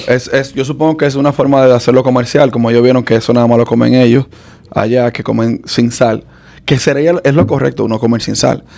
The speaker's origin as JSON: {"language": "Spanish", "country": "Dominican Republic", "tie": "born or raised there", "moved": "yes", "lives_now": "United States", "said": "yo, nací aquí, pero me crié en República Dominicana"}